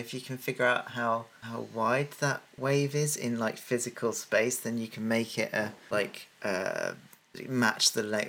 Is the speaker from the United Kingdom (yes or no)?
yes; England, United Kingdom; we're English.